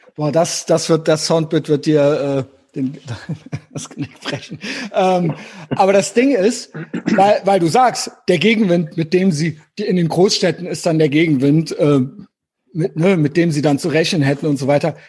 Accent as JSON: {"language": "German", "region": "Rhineland-Palatinate", "country": "Germany", "tie": "born or raised there", "moved": "yes", "said": "Ich komme ja aus äh, Rheinland-Pfalz gebürtig, was ja im Süden an NRW grenzt"}